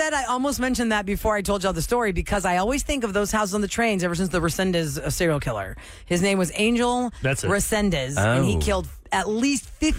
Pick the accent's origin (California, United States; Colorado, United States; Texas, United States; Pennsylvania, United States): Texas, United States; Houston; I'm born and raised Houstonian.